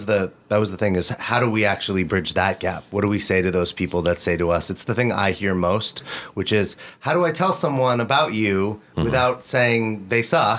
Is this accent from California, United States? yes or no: yes; Los Angeles, California, United States; We have a huge similar community from growing up in Los Angeles in the same area together, going to school together.